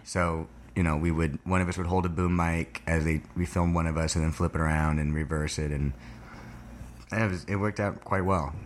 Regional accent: Thousand Oaks, California, United States; I'm from, uh, Thousand Oaks, California, which is about an hour north of here

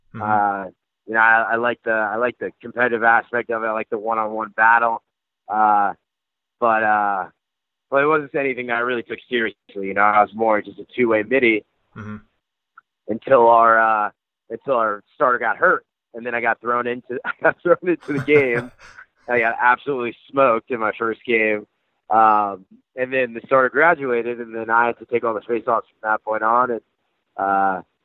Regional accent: New Jersey, United States; moved away as an adult; I grew up in New Jersey

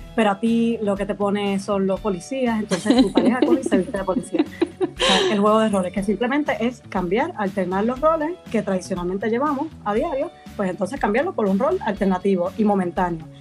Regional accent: Puerto Rico; moved away as an adult; now in Madrid, Spain; soy de Puerto Rico originalmente, pero vivo en Madrid, en España, llevo 5 años por aquí

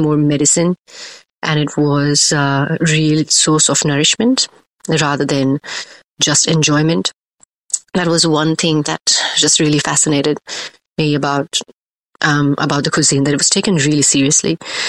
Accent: Ahmedabad, Gujarat, India; I grew up in Ahmedabad, which is in west side of India, in Gujarat. Predominantly a vegetarian state.

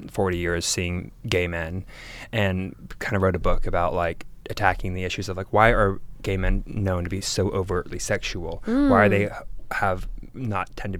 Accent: Atlanta, Georgia, United States; also born or lived in Mississippi; I'm from Atlanta

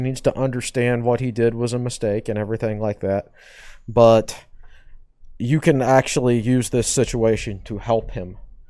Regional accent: Charlottesville, Virginia, United States; Can you imagine knowing someone who was illiterate? Well, I did because that was my background

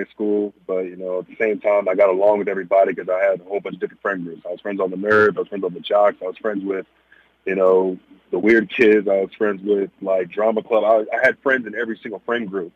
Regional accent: Bedford, Texas, United States; Bedford, Texas, where I'm from, it's what made me. It's where I grew up.

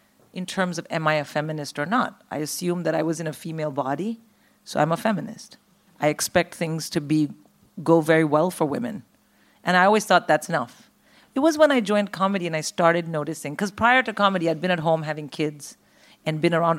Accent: India; moved away; also born or lived in Philippines / United States; I grew up in India

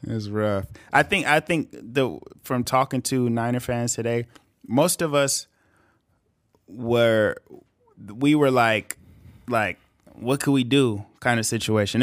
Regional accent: Bakersfield, California, United States; we're from Bakersfield

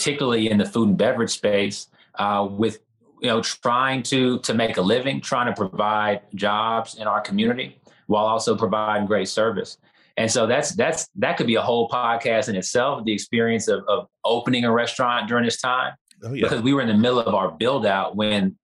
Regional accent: Houston, Texas, United States; I'm from Houston. I'm born and raised in this city

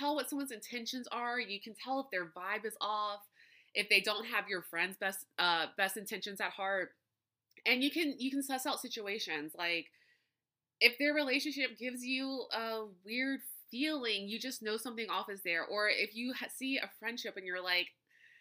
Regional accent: Louisiana, United States; growing up in Louisiana, live music is a huge thing here.

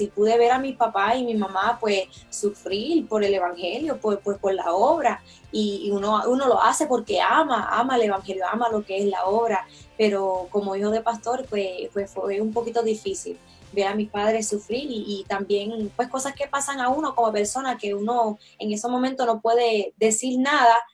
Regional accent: Toa Alta, Puerto Rico; also born or lived in Río Piedras; now in Lebanon, United States; nací en Río Piedras, Puerto Rico, soy de Toalta Alta, pero actualmente vivo en Lebanon, Pensilvania.

